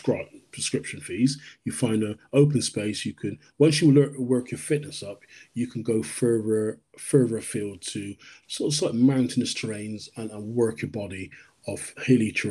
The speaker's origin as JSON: {"language": "English", "town": "Bristol", "region": "South West England", "country": "United Kingdom", "tie": "born or raised there", "also_born_or_lived": "London / Jamaica (ancestry)", "said": "I was born in London. I'm raised in Bristol. My parents are Jamaican. So I reside in the Bristol area."}